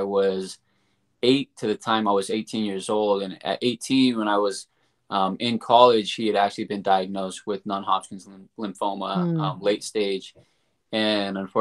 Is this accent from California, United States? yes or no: yes; San Bernardino, California, United States; moved away as an adult; now in Sacramento, United States; I'm not from Sacramento, I'm from San Bernardino. I ended up in Sacramento